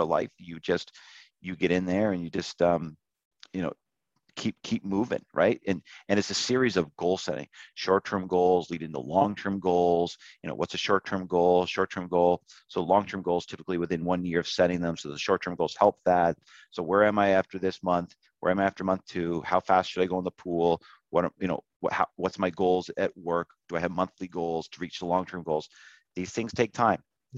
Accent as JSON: {"language": "English", "region": "Nova Scotia", "country": "Canada", "tie": "born or raised there", "said": "when I was growing up in Nova Scotia"}